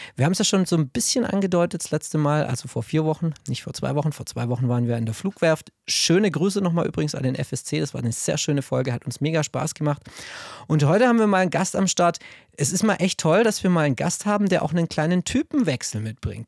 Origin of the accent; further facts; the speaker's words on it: Stuttgart, Baden-Württemberg, Germany; ich bin Schwabe, ich bin in Cannstatt geboren